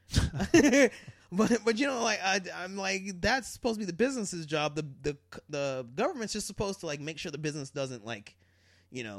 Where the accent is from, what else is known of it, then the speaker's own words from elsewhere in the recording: Colorado, United States; when I grew up in Colorado